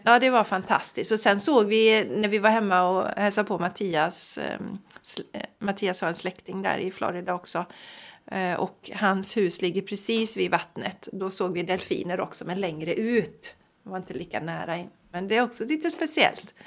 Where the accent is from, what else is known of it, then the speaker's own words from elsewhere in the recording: Sweden; vi som svenskar